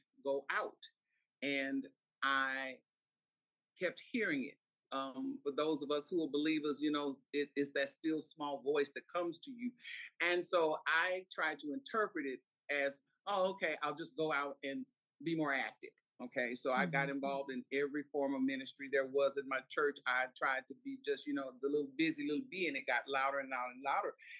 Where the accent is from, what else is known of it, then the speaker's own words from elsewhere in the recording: Houston, Texas, United States; I'm a native Houstonian. And for those who know, I was born and raised in Third Ward, Herman Hospital.